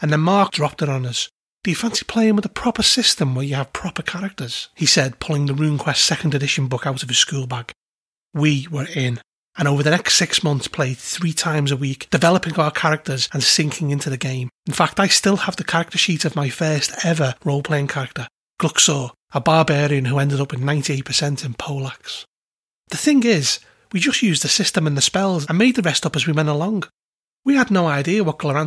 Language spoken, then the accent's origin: English; Liverpool, North West England, United Kingdom; the place I grew up in Liverpool, Norris Green's Woolworths, at the age of 12.